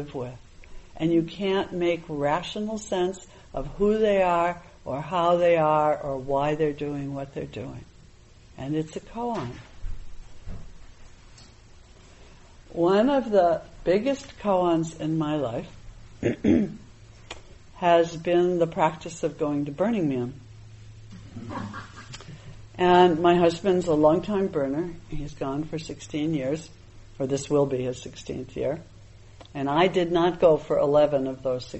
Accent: New England, United States; a Buddhist meditation teacher, you know, growing up in New England

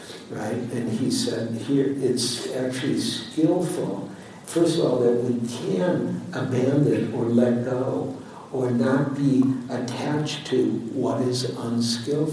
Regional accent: Detroit, Michigan, United States; now in San Francisco, United States; I was born in Detroit, raised in Detroit

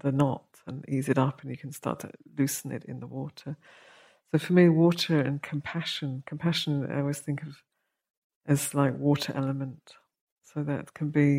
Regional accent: United Kingdom; we're British

